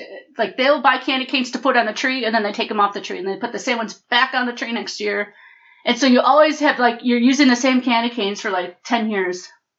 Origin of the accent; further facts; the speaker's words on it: Michigan, United States; I grew up in Michigan.